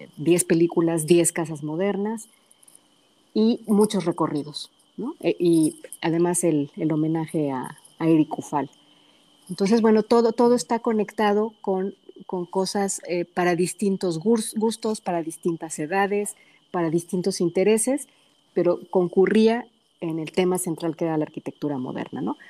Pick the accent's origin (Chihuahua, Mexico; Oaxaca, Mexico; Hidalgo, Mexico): Hidalgo, Mexico; Pachuca; also born or lived in Guadalajara, Jalisco; now in San Antonio, United States; nací en Pachuca, pero alguna parte de mi familia radica en el Valle del Mezquital